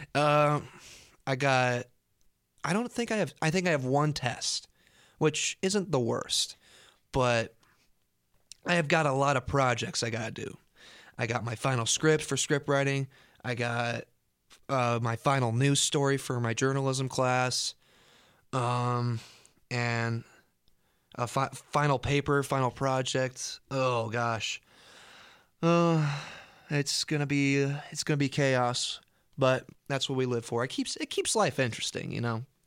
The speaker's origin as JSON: {"language": "English", "town": "Storm Lake", "region": "Iowa", "country": "United States", "tie": "born or raised there", "said": "I grew up in Storm Lake, uh, when I'm going to college in Storm Lake."}